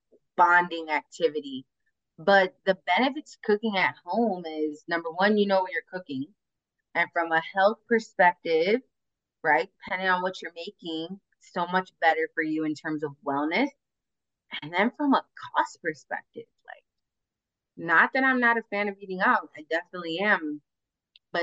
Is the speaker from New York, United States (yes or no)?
no; Chicago, Illinois, United States; where I grew up in Humboldt Park